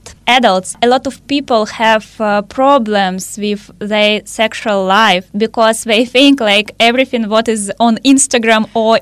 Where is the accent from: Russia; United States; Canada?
Russia; I'm from Russia